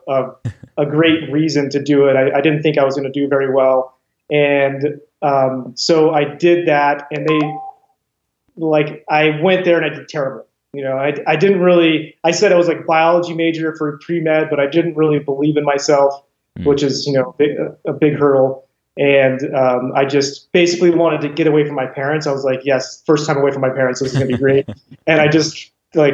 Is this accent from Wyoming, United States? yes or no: yes; Wyoming, United States; I was from Wyoming